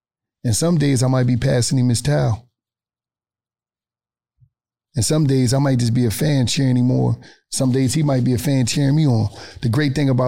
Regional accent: Atlanta, Georgia, United States; I'm a street nigga and I'm from the West End in Atlanta

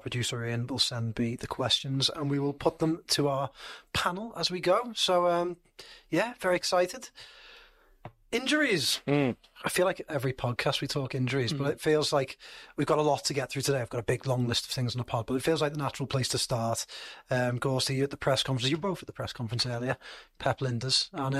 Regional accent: United Kingdom; accent: English; I'm saying it in my English accent.

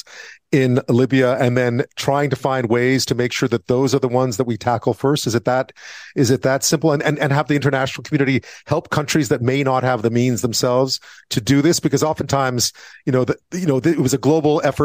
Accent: Quebec, Canada; I was growing up in Quebec in the 70s

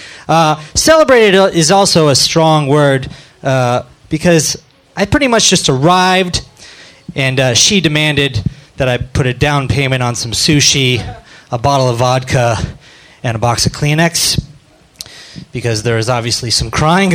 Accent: Phoenix, Arizona, United States; now in Chicago, United States; I started in Chicago, but I'm from Phoenix

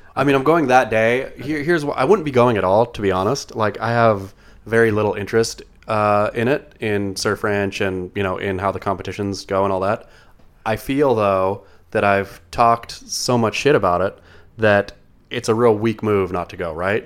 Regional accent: Coos Bay, Oregon, United States; moved away; when I was a kid growing up in Coos Bay

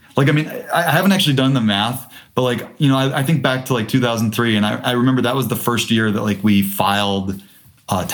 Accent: Detroit, Michigan, United States; I grew up in Detroit

